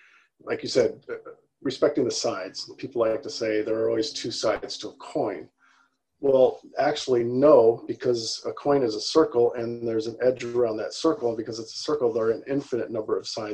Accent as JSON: {"language": "English", "region": "California", "country": "United States", "tie": "born or raised there", "moved": "as an adult", "lives_now": "Chicago, United States", "said": "I grew up in California."}